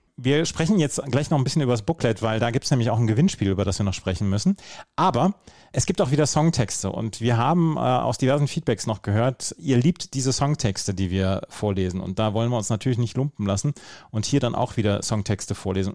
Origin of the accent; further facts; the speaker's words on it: Bad Oeynhausen, North Rhine-Westphalia, Germany; habe ich im Sonderpostenmarkt gearbeitet bei uns in Bad Oeynhausen